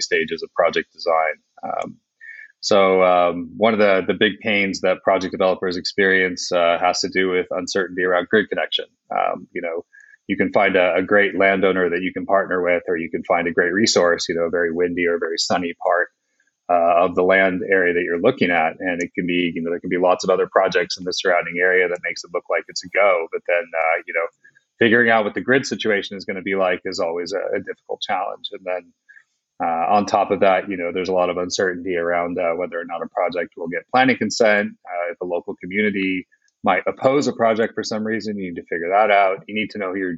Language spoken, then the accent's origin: English; United States; moved away as an adult; also born or lived in Scotland; now in United Kingdom; I'm an American, but I'm also an expat. So I've been living in the UK for about the last 15 years